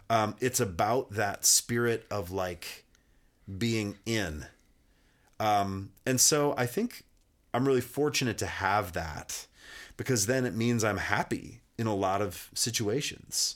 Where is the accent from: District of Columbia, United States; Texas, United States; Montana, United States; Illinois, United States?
Montana, United States; Kalispell; moved away; I grew up in Kalispell, which is like the northwest corner, about forty-five minutes away from Glacier Park.